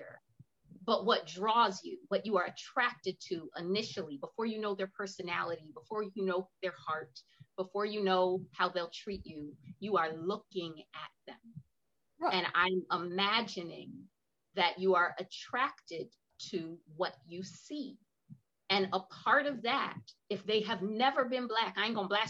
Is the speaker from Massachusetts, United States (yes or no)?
yes; Wilbraham, Massachusetts, United States; I was born in Wilbraham, Massachusetts. It's a lily white cul-de-sac.